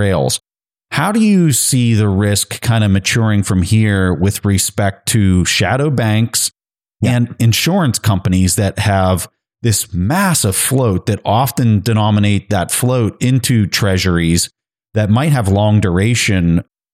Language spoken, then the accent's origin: English; United States; As an American